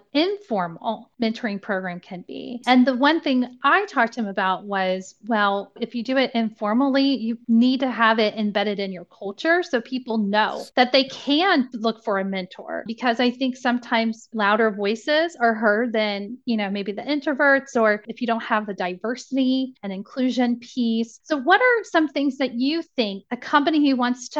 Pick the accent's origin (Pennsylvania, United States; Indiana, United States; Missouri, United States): Indiana, United States; now in Cincinnati, United States; I'm from Indiana and I moved to Cincinnati